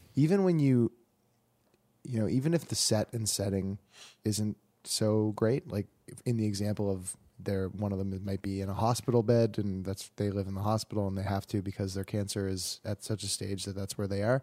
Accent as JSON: {"language": "English", "country": "Canada", "said": "I'm super Canadian"}